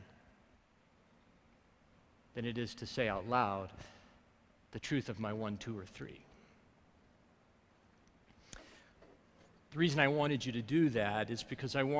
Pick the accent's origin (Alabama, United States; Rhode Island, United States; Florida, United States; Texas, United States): Alabama, United States; now in Colorado, United States; I grew up in Alabama